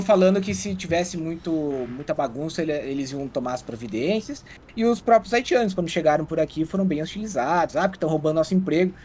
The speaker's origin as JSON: {"language": "Portuguese", "town": "Água Doce", "region": "Santa Catarina", "country": "Brazil", "tie": "born or raised there", "said": "A minha família é aqui da, do meio oeste, né? Eu nasci numa cidadezinha chamada Água Doce"}